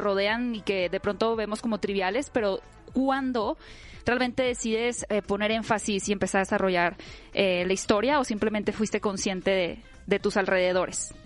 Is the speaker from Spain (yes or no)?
no; Mexico; como país, como mexicanos